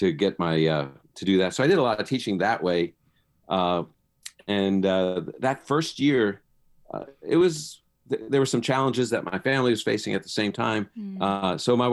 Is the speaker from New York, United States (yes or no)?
yes; New York City, New York, United States; now in Chicago, United States; I was born in the Holy Land of Brooklyn, Brooklyn, New York